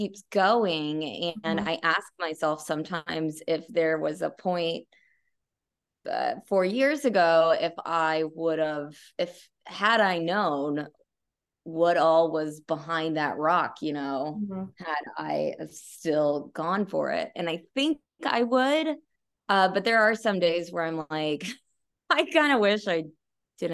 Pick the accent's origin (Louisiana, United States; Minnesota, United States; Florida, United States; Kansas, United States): Kansas, United States; Shawnee; I am from Kansas City, the Kansas City area